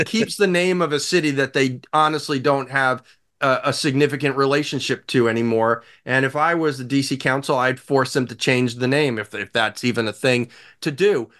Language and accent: English; New York, United States; as a New Yorker